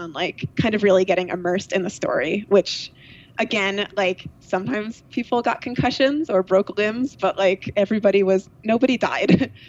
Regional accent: New York, United States; Like Hudson Valley, so like Rhinebeck, Woodstock area.

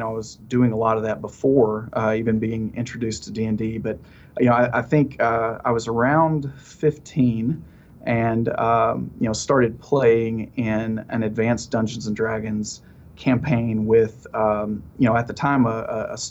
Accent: the South, Alabama, United States; I live in Alabama. Mm-hmm. And, you know, growing up in the South, kind of in the middle of the Bible Belt

